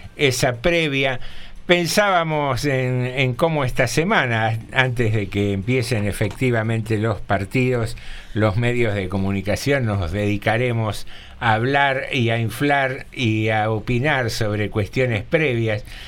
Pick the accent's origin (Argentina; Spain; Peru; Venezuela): Argentina; General Rodríguez, Buenos Aires Province; somos los argentinos, los bonaerenses o los rodriguenses